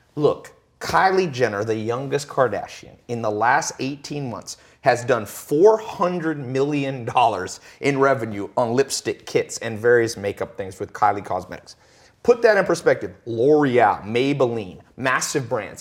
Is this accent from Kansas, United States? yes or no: no; Long Beach, California, United States; I was born in Long Beach, Compton kinda area, and never was around anybody who would make a hundred grand a year